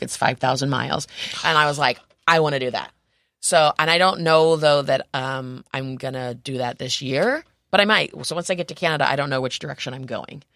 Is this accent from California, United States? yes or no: no; Rome, New York, United States; also born or lived in New Orleans; now in San Diego, United States; I grew up in Rome, New York, um, so, which is on the Erie Canal